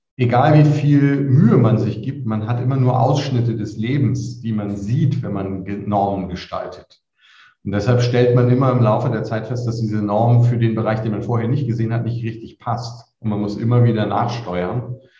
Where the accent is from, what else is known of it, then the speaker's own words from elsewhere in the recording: Lüneburg, Lower Saxony, Germany; moved away as an adult; now in Würzburg, Germany; nicht gebürtiger Unterfranke, sondern komme aus Lüneburg, wo ich zur Schule gegangen bin